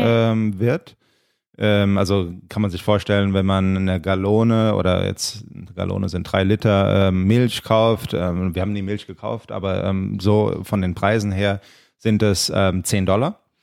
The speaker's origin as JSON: {"language": "German", "country": "Germany", "tie": "born or raised there", "moved": "yes", "lives_now": "Los Angeles, United States", "said": "wir sind aus Deutschland, wir sind in Deutschland aufgewachsen"}